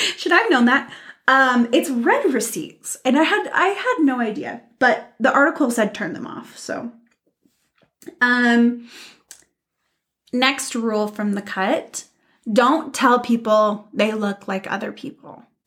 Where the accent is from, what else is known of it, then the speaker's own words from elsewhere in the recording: United States; we're American